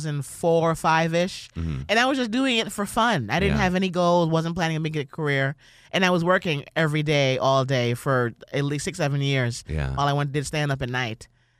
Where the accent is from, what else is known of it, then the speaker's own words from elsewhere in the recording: New York, United States; I'm from New York originally.